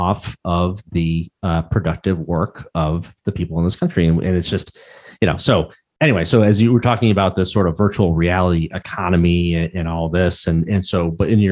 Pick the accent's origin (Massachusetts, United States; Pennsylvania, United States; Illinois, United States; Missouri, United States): Massachusetts, United States; Pittsfield; We grew up in Pittsfield, Massachusetts